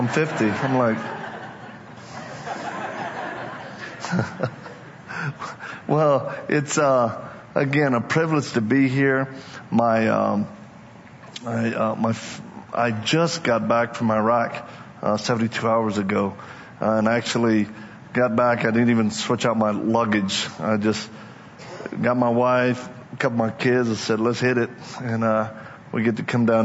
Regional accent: Louisiana, United States; I'm from Louisiana, just in case you may not know. I'm one of them Cajuns

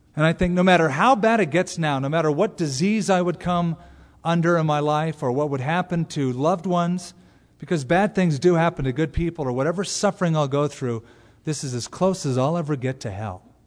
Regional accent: United States; we're American Christians

